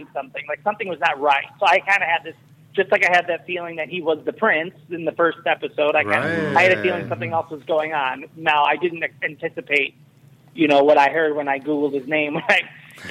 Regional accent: Chicago, Illinois, United States; I'm from Chicago

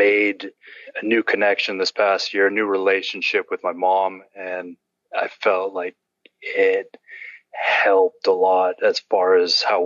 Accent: Bush Alaska, United States; I grew up in Bush, Alaska

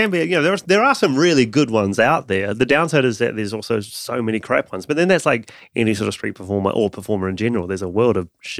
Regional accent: New Zealand; moved away as an adult; now in London, United Kingdom; And also because when I moved from New Zealand to London, I had to change my show dramatically.

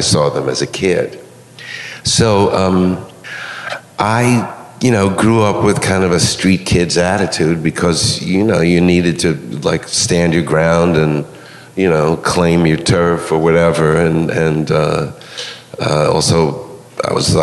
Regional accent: New York City, New York, United States; I grew up in Queens, in a fairly upwardly mobile suburb called Forest Hills.

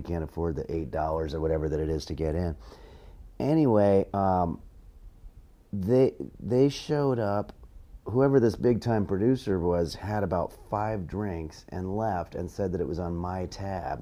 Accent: La Crescenta, California, United States; moved away; I'm from Los Angeles originally, a suburb called La Crescenta, but I grew up here, I came up here comedically

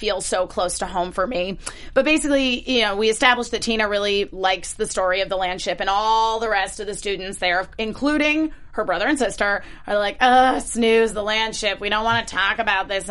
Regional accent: Bethel, Connecticut, United States; someone who grew up in New England, which is rich in American history

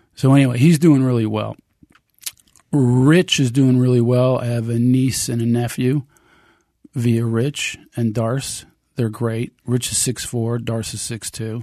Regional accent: United States; I'm American

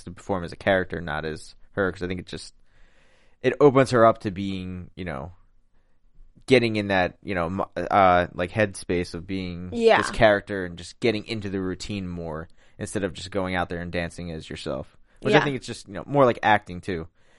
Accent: Philadelphia, Pennsylvania, United States; accent: Philly; I'm from Philly, so I got that accent.

